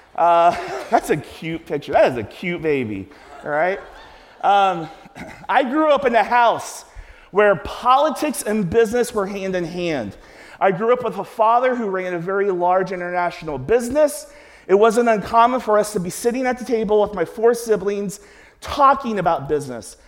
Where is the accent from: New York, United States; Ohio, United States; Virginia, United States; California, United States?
Ohio, United States; Cincinnati; I'm from Cincinnati.